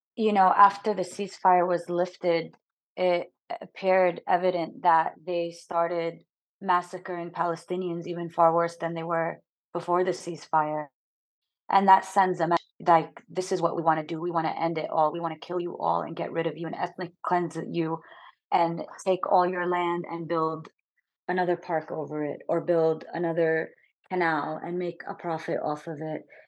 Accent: United States; growing up in the United States, I never heard any Arabic speaking or any representation of me or my people.

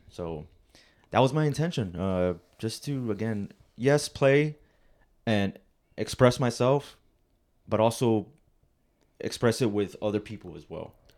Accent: Rio Grande Valley, Texas, United States; also born or lived in Alamo, Texas; I'm from the Valley, Rio Grande Valley, uh, down in Texas

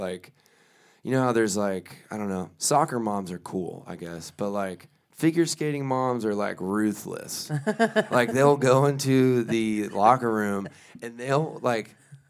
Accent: South Carolina, United States; born there; moved away as an adult; also born or lived in Belgium; Moved around a lot. I was born on the coast of South Carolina. And then we moved like 100 times.

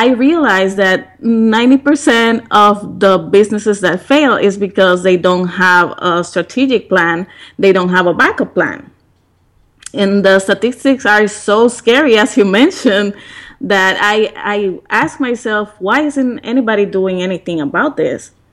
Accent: Puerto Rico; moved away; back in Puerto Rico, and we have a period of 20 days of rain in my hometown, where the business was

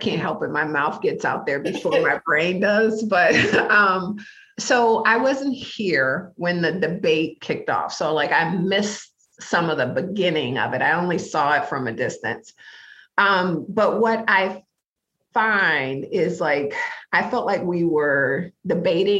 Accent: Detroit, Michigan, United States; moved away as an adult; now in Minnesota, United States; I was living a really meaningful life in my hometown of Detroit

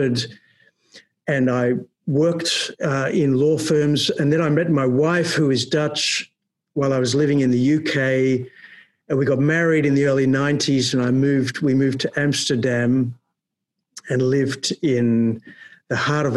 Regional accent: Melbourne, Victoria, Australia; now in Netherlands; When I grew up in Melbourne in Australia

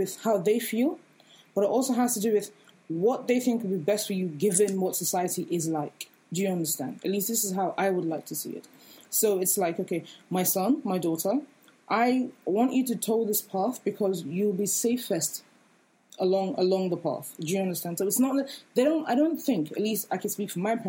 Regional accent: Nigeria; we're all Nigerian

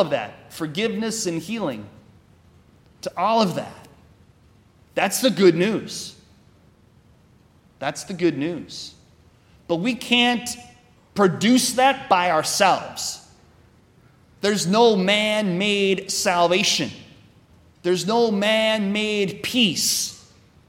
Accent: Wisconsin, United States; I'm from Wisconsin

